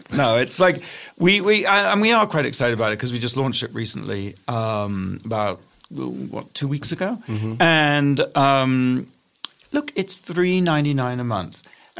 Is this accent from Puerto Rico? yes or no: no; United Kingdom; moved away as an adult; also born or lived in Portsmouth; now in United States; I'm British originally. So, American now, but dual citizen.